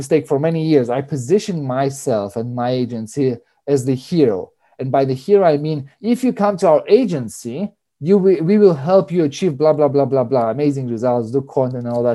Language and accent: English; Cyprus; moved away; I grew up in Cyprus, so I'm Greek. My mom is Russian